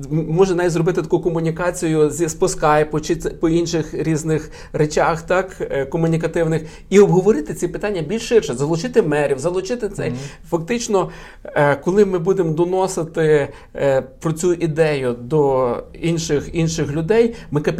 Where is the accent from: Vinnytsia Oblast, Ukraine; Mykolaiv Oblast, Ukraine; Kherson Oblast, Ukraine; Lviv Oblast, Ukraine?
Lviv Oblast, Ukraine; Lviv; ми з вами, як львів'яни